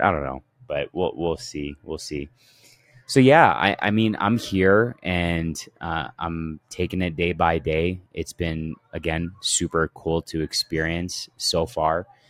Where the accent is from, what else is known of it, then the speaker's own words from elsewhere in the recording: Canada; I grew up in Canada and I was amongst Ethiopians